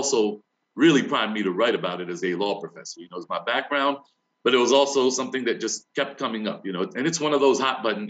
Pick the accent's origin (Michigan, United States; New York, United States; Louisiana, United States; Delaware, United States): Delaware, United States; New Castle County; growing up in Newcastle County, Delaware